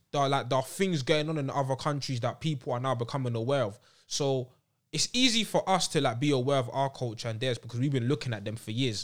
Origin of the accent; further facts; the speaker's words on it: London, United Kingdom; growing up in London